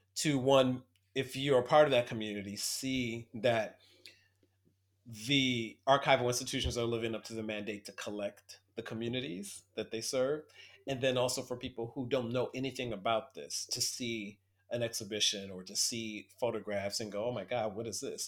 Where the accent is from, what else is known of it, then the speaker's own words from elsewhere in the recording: Toledo, Ohio, United States; moved away as an adult; now in New York City, United States; I'm originally from Toledo, Ohio, Midwest Ohio man, and I moved to New York City in nineteen ninety-eight